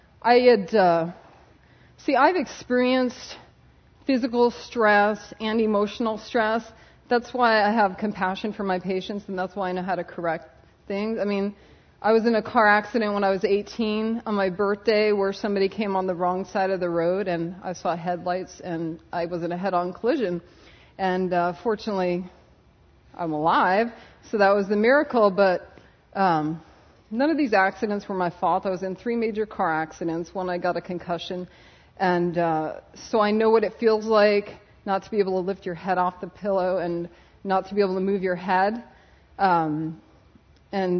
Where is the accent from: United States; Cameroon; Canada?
United States; Connecticut; moved away as an adult; now in California, United States; I'm from Connecticut. I did my undergrad at UConn